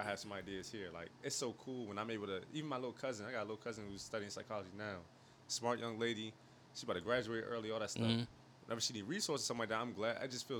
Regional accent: Highland, United States; I'm not from Baltimore like y'all, but I'm from Highland.

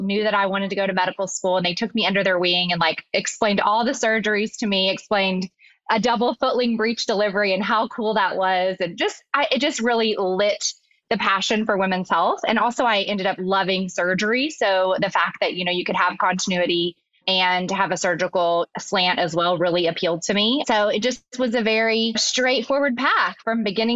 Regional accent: Arkansas, United States; So I'm originally from Arkansas

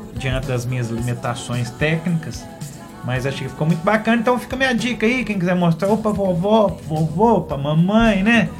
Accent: Passa Tempo, Minas Gerais, Brazil; moved away; no projeto Estações Música na Praça, que é um projeto desenvolvido lá na minha cidade em Passatempo

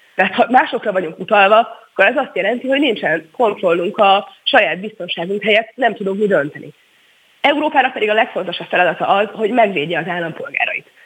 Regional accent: Hungary; mi magyarként 10 millióan

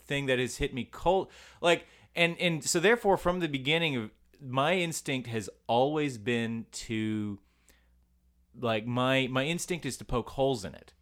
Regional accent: United States; I'm an American boy

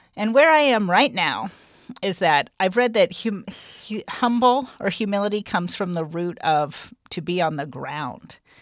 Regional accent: Minden, United States; the spiritual environment in which I was raised out in Minden

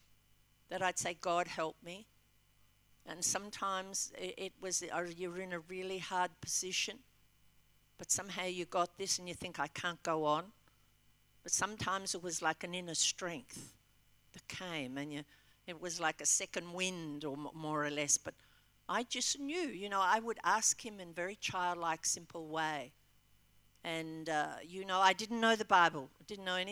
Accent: Albury, New South Wales, Australia; also born or lived in Melbourne; now in Western Australia, Australia; I was originally from Albury and trained here

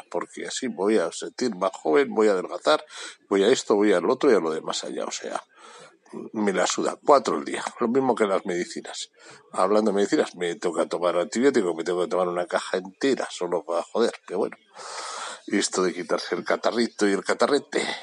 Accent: Bilbao, Basque Country, Spain; no, me, no pasa nada, yo soy de Bilbao. Yo soy de Bilbao.

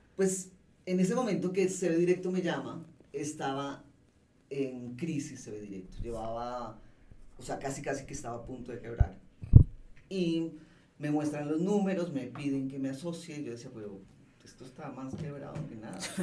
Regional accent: Colombia; moved away as an adult; also born or lived in Mexico City, Mexico; now in Mexico; yo como colombiana que llegó sola a montar esta empresa, esto ya lo venía haciendo desde Colombia

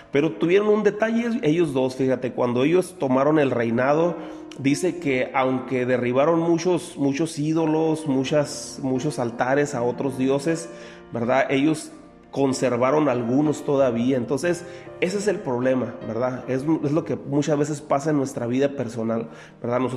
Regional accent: Mexico; Nosotros como, como eh, mexicanos que vivimos aquí en Baja California, pues conocemos la extensión territorial, ¿verdad?

